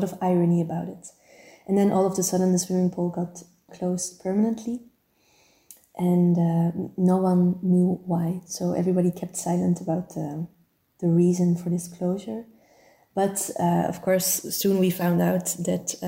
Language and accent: English; Turnhout, Flanders, Belgium; my hometown of Turnhout, where I grew up